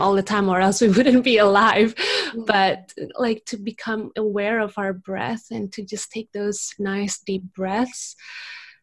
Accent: Indonesia; moved away; I'm from Indonesia

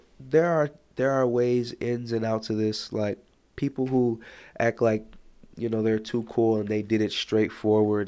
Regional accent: Chicago, Illinois, United States; I'm from Chicago

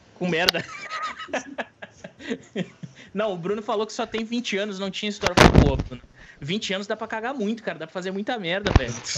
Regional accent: Rio Grande do Sul, Brazil; Sou do Rio Grande do Sul

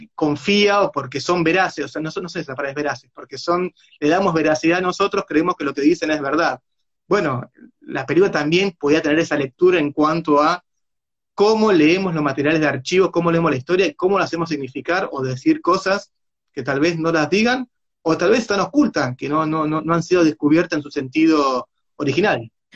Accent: Buenos Aires, Argentina; también somos esto, los porteños

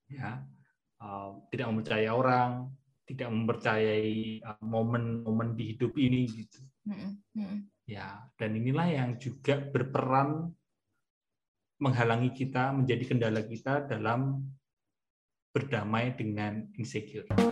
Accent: Java, Indonesia; accent: medok (Javanese)

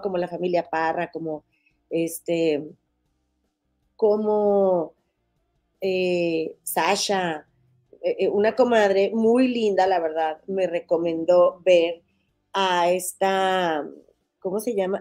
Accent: Monterrey, Nuevo León, Mexico; moved away as an adult; now in Chicago, United States; soy de Monterrey, pero tengo cinco años viviendo aquí en Chicago

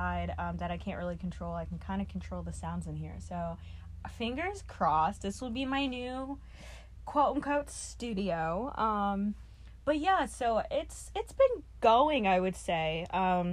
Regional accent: New York City, New York, United States; moved away; growing up in Brooklyn, it was mostly apartments pretty much all of my life

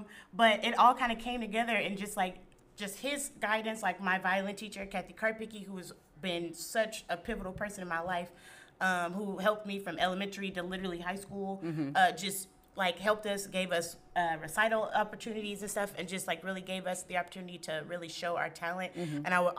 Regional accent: Houston, Texas, United States; Yeah, I'm from Houston.

